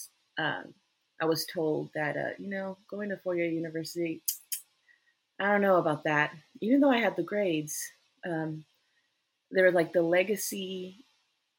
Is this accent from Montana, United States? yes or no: no; El Paso, Texas, United States; I grew up in El Paso, Texas